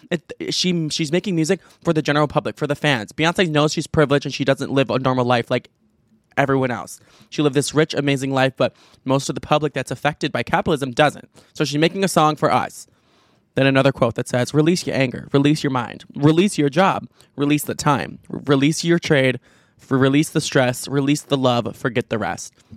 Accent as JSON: {"language": "English", "town": "Chicago", "region": "Illinois", "country": "United States", "said": "I'm from Chicago, I'm from the Chicago suburbs"}